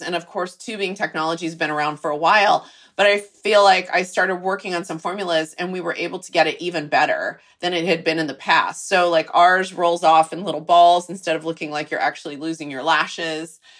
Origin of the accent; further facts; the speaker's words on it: Texas, United States; moved away; I'm from Texas, so it's kind of in my blood a little bit